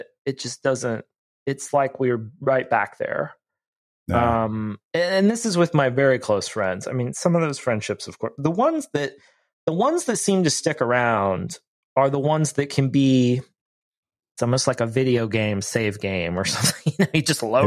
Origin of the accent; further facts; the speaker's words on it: Ohio, United States; moved away; I grew up in Ohio, so I'm far from home